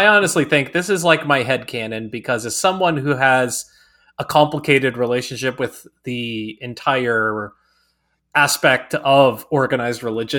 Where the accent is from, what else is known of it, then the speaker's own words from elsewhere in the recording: the Bible Belt, United States; And you know, growing up in the Bible Belt, and like, you can't hold hands if you're dating somebody